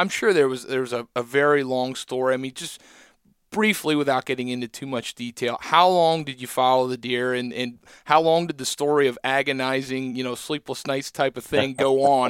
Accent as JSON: {"language": "English", "region": "Pennsylvania", "country": "United States", "said": "Like I'm from Southeast Pennsylvania. We have, ridge, plateau, valley."}